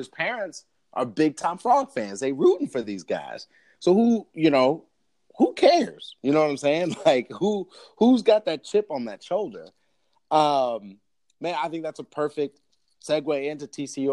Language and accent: English; Oklahoma, United States; I'm from Oklahoma